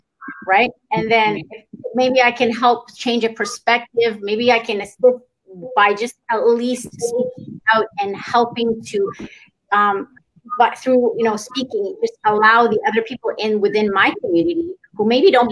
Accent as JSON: {"language": "English", "country": "Iran", "moved": "yes", "lives_now": "Canada", "said": "I'm Iranian. I'm from Iran."}